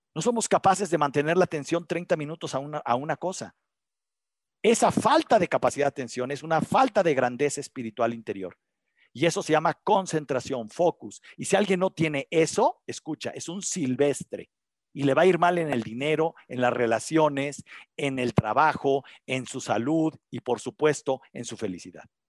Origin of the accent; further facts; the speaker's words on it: Mexico; aquí en México